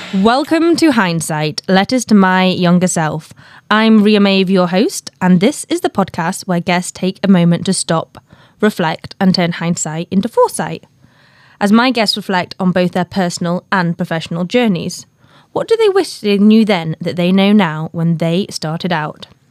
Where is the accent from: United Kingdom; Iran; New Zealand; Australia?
United Kingdom; the north of England; a northern girl like me.